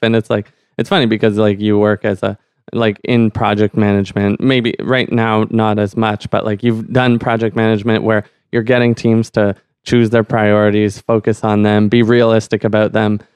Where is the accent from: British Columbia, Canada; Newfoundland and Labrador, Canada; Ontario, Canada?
Ontario, Canada; Ottawa; growing up in Ottawa, you kind of, like, it's almost by default that you're an immersion